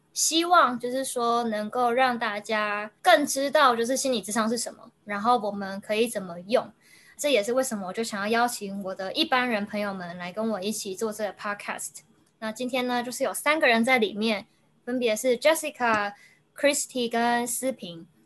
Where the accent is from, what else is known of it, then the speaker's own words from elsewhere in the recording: Taiwan; moved away as an adult; also born or lived in United States; 我身为一个台湾人的文化和生长背景